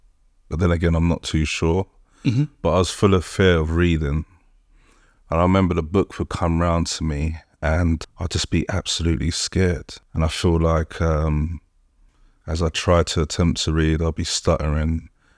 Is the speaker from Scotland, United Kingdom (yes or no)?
no; Colindale, London, United Kingdom; So, yeah, I'm from Conindale, from in Northwest London.